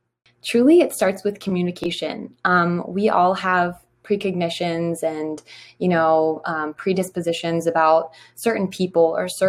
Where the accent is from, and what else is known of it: Garrett County, Maryland, United States; born or raised there